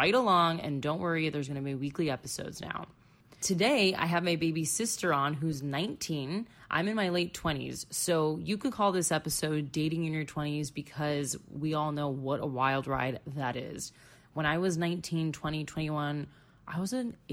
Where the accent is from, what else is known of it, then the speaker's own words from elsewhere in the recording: Florida, United States; moved away as an adult; also born or lived in Chicago; going back to my home state where I literally grew up and went to high school and college